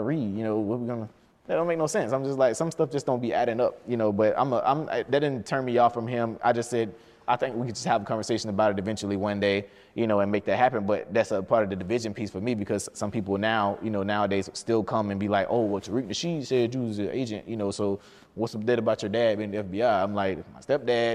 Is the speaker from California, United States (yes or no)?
no; Albany, Georgia, United States; I was born in Albany, Georgia, born and raised, so were my parents